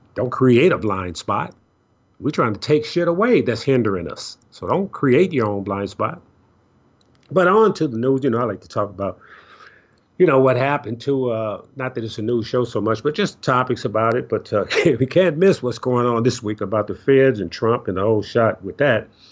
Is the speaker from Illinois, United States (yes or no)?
yes; Chicago, Illinois, United States; I grew up in Chicago